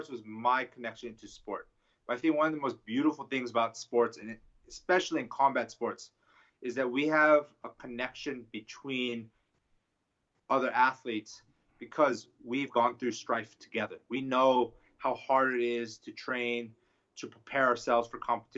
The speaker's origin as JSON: {"language": "English", "town": "Los Angeles", "region": "California", "country": "United States", "tie": "born or raised there", "also_born_or_lived": "East Coast", "said": "when I returned back to Los Angeles"}